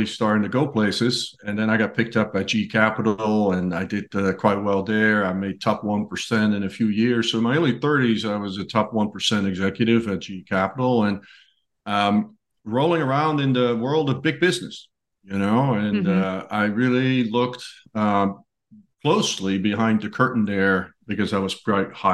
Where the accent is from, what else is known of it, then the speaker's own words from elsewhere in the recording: Netherlands; moved away as an adult; now in United States; I grew up in Holland